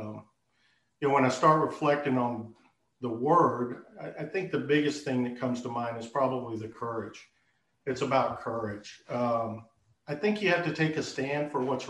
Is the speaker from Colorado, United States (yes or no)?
no; Texas, United States; moved away as an adult; I'm born and raised in Texas. I lived various locations throughout Texas.